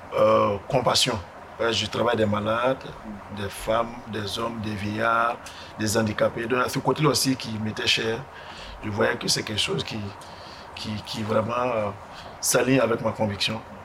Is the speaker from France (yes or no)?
no; Burkina Faso; moved away as an adult; also born or lived in Ghana; now in United States; Je suis burkinabé